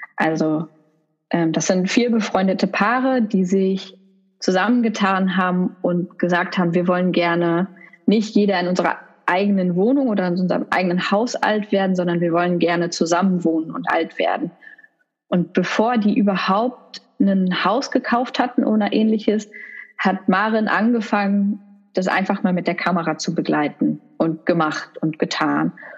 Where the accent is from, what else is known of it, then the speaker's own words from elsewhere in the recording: Essen, North Rhine-Westphalia, Germany; in Essen, im Ruhrgebiet, wo ich herkomme